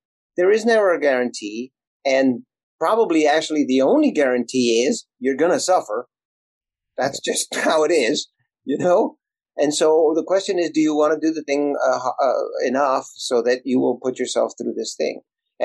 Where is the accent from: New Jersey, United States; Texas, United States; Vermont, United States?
Texas, United States; Elsa; first language Spanish; English is a second language; moved away as an adult; now in Los Angeles, United States; I'm from a little bitty town in South Texas, and I didn't speak English. I spoke Spanish when I started. And I grew up without an outhouse